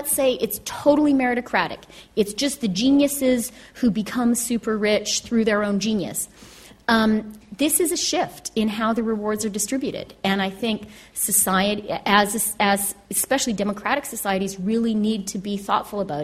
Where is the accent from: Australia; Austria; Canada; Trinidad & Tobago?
Canada; moved away; also born or lived in United Kingdom / United States; as a Canadian and someone who has, I've had babies in Canada, Britain, and the United States